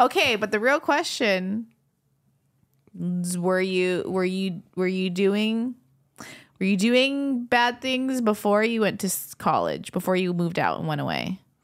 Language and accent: English; Mililani, Hawaii, United States; born and raised in Hawaii. um, from Milani Town, streets of Millville